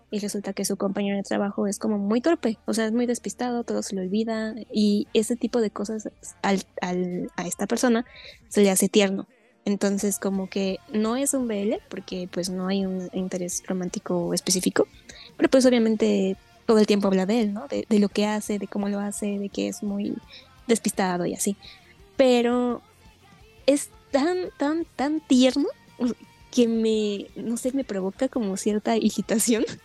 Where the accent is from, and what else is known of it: Mexico